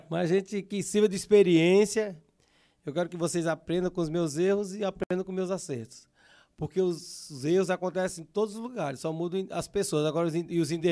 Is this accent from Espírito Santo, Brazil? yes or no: no; Sumé, Paraíba, Brazil; nasci em Sumé, num bairro chamado Alto Alegre, mais conhecido bairro do Matador ali, né? E naquele tempo era tudo muito difícil, tudo no barro, a gente ficava por ali.